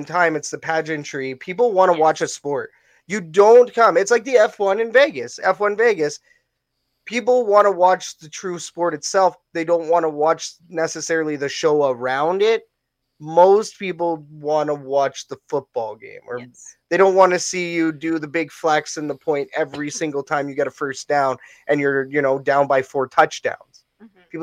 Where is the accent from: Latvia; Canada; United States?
Canada; Fort McMurray, Alberta; my hometown, Fort McMurray